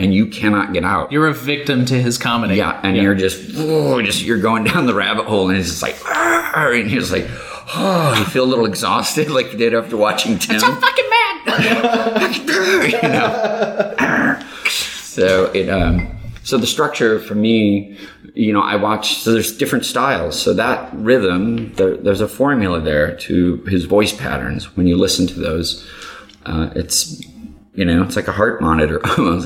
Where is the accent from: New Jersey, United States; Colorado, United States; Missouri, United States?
Missouri, United States; St. Louis; growing up in St. Louis